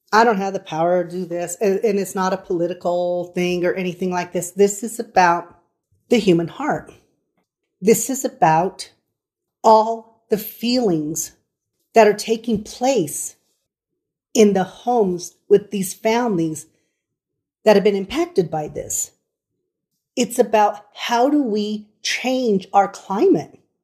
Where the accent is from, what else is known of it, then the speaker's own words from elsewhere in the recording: Colorado Springs, Colorado, United States; We are from Colorado Springs, Colorado